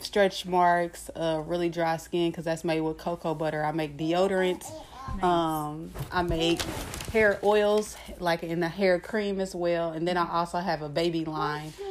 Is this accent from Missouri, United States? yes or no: yes; Kansas City, Missouri, United States; moved away as an adult; also born or lived in Nebraska; I'm from uh, Kansas City, Missouri.